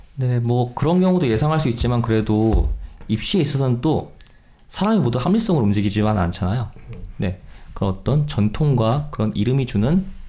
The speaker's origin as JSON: {"language": "Korean", "region": "Gangwon", "country": "South Korea", "said": "제가 또 마침 강원도 사람입니다"}